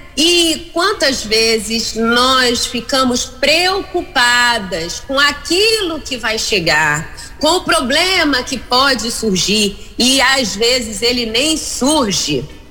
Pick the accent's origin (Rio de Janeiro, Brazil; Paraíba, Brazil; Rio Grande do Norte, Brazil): Rio Grande do Norte, Brazil; Mossoró; Eu sou aqui de Mossoró